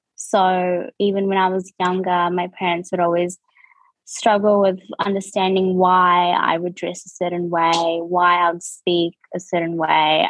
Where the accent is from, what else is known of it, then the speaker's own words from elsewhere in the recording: New Zealand; accent: New Zealand; moved away as an adult; now in Australia; born and raised in New Zealand, um, and I've been in Australia for I would say two and a half years now